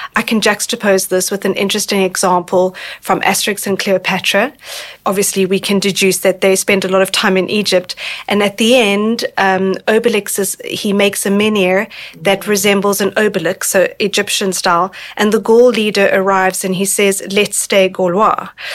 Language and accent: English; South Africa; now in France; I was introduced to multiculturalism when I was a child growing up in South Africa in the early 1990s